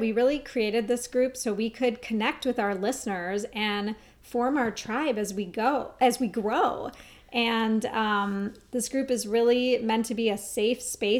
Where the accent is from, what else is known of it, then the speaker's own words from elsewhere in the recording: Minneapolis, Minnesota, United States; I grew up in Minneapolis.